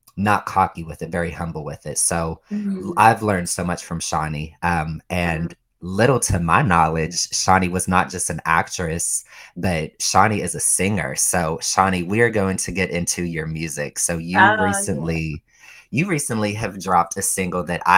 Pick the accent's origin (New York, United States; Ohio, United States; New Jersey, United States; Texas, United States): Ohio, United States; I'm from Ohio